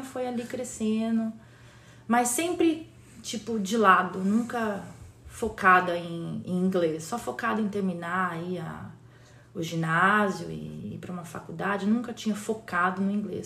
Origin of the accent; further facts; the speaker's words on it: Campinas, São Paulo, Brazil; moved away as an adult; also born or lived in Recife / Jaboatão dos Guararapes / Fortaleza; now in United States; Nascida e criada em Campinas, uh, interior de São Paulo